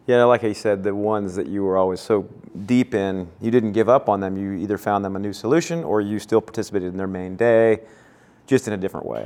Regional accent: Kansas City, United States; growing up in Kansas City together

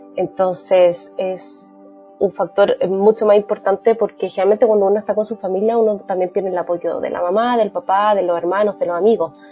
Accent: Chile; now in Canada; con mi marido somos chilenos, pero vivimos en Canadá

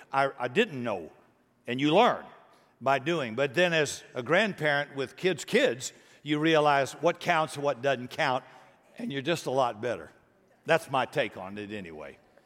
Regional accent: Deep South, United States; I grew up in the Deep South, racist South, before integration and before civil rights.

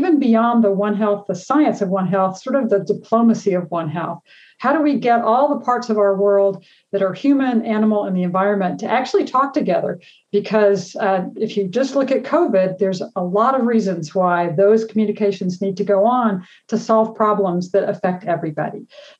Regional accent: Texas, United States; moved away as an adult; now in Grafton, United States; But really, I hail from Texas, spent 21 years at Texas A&M.

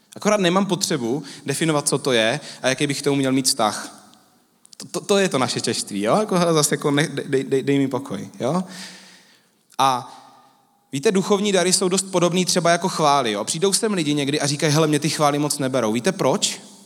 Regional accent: Czechia; My Češi

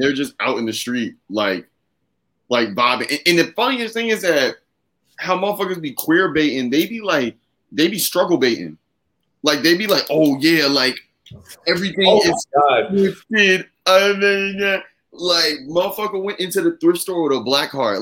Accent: Virginia, United States; I'm an Aries from Virginia

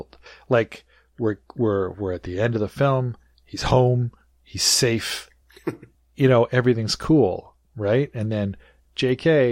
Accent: Nelson, British Columbia, Canada; now in Vancouver, Canada; I was born before they moved to Nelson, where I grew up.

